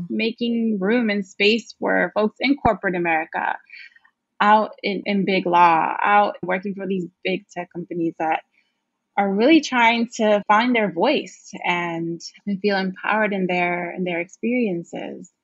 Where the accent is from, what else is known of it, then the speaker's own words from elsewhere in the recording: New York City, New York, United States; I grew up in Brooklyn